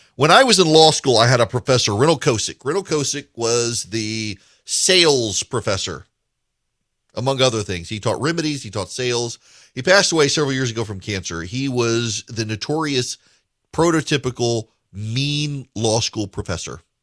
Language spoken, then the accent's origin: English; Dubai, United Arab Emirates; moved away; also born or lived in Macon, Georgia; I grew up in Dubai